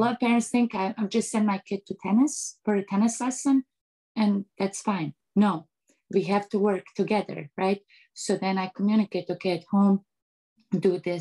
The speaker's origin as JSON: {"language": "English", "country": "Bosnia & Herzegovina", "tie": "born or raised there", "second_language": "English", "moved": "yes", "lives_now": "United States", "said": "I grew up in Eastern Europe where it's more like, you know, strict"}